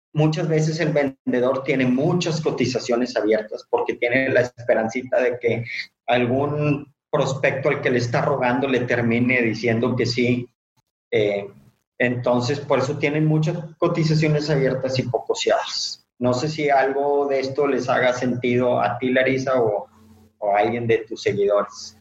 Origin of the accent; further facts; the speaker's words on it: Monterrey, Nuevo León, Mexico; yo soy originario de Monterrey